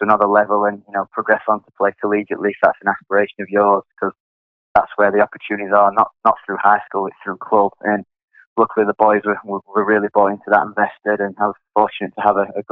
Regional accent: Sheffield, Yorkshire and the Humber, United Kingdom; moved away as an adult; also born or lived in Connecticut, United States; now in New Orleans, United States; I'm from England, Sheffield, which is in the north of England. I grew up playing there

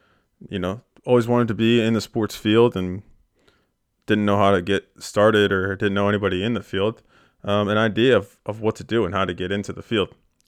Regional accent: Pennsylvania, United States; now in York, United States; I grew up in Bucks County, Pennsylvania. It's a suburb of Philadelphia.

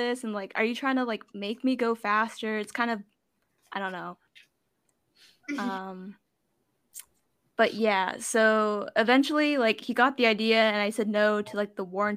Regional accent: Torrance, California, United States; we're from Torrance

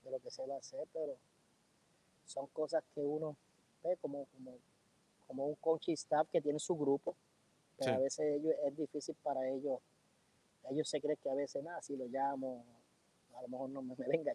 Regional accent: Puerto Rico; yo, yo soy de un barrio de, de Tobalta, barrio Bucarabón, y muy orgulloso.

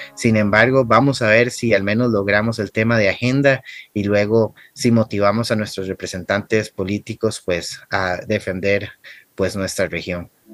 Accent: Costa Rica; en mi país

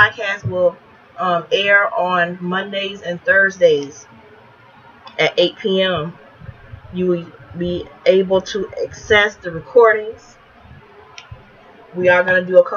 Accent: East Chicago, Indiana, United States; born and raised in East Chicago, Indiana, educated in the public schools of East Chicago

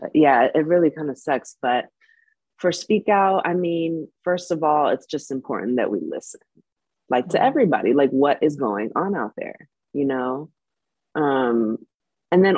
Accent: Bay Area, California, United States; moved away as an adult; also born or lived in Cuba / Los Angeles, United States; grew up in the Bay Area

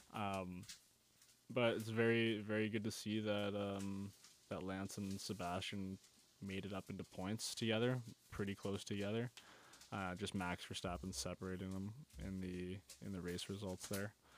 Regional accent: Canada

